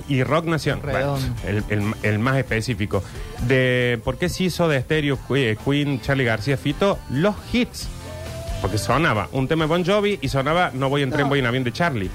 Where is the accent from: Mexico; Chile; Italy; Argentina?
Argentina